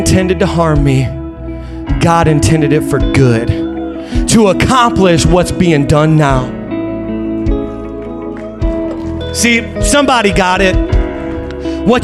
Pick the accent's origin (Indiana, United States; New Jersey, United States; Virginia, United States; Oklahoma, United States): Indiana, United States; I'm from Indiana